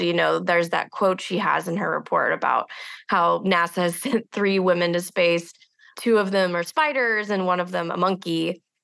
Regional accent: Houston, Texas, United States; I grew up outside of Houston in a community that was very close to the space program

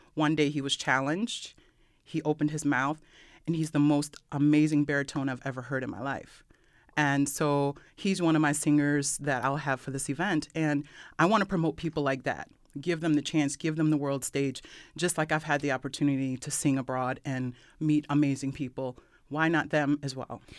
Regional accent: Brockport, New York, United States; also born or lived in Rochester, New York; I grew up Rockport, New York. Yay, Brock Brook class of ninety-five

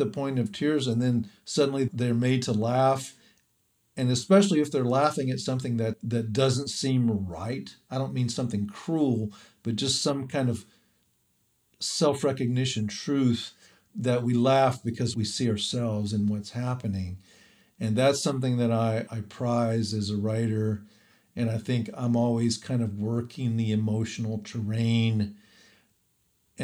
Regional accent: the South, United States; I'm from the South

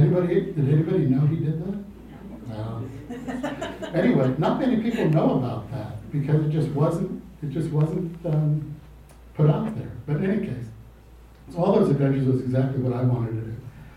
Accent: California, United States; moved away as an adult; now in Alaska, United States; growing up in California, I wanted to get as far away from the people and pavement there as I could. So I moved to Alaska, similar to Libby, at age 18, 3 months after graduating from high school

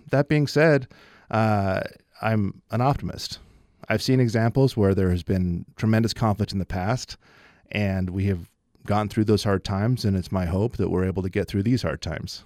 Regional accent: Logan, Utah, United States; I grew up here in Logan

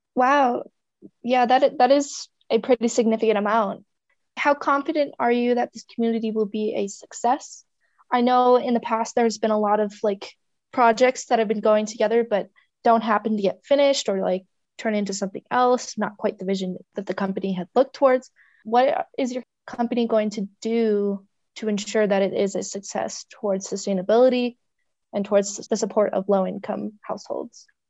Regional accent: Grand Lake, Colorado, United States; now in Steamboat Springs, United States; I'm originally from Grand Lake, Colorado, which is a mere two hours away from Steamboat

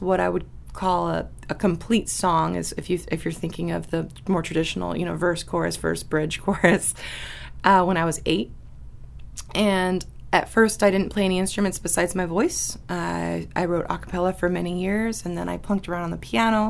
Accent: Sleetmute, Alaska, United States; I'm a Cusco girl, but yeah, I'm more Upper Cusco. You know, I'm from Sleep Mute and have family in Aniak.

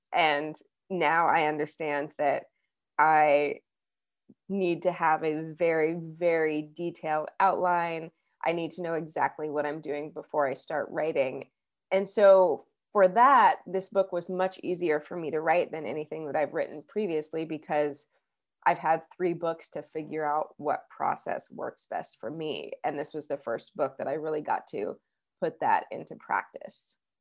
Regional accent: Wichita, Kansas, United States; moved away as an adult; also born or lived in New York City; now in Lawrence, United States; when I was growing up in Kansas

